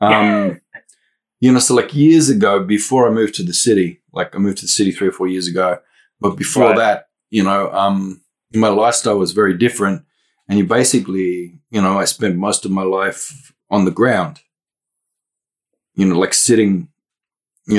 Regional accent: Western Cape York, Queensland, Australia; now in Melbourne, Australia; I can move back up north, 3,500 kilometers to my own homelands up there, Western Cape York.

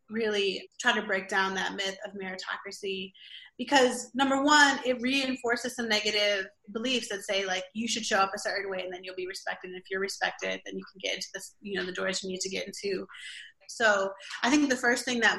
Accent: Milwaukee, Wisconsin, United States; Growing up in Milwaukee and like not having any money, I didn't know that we were poor

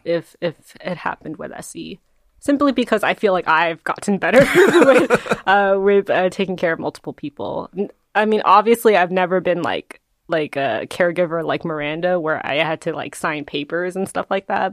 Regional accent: New Jersey, United States; I grew up in, in New Jersey, there's a lot of Koreans

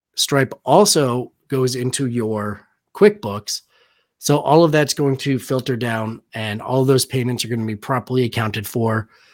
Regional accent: Danbury, Connecticut, United States; moved away; I'm originally from Danbury, Connecticut

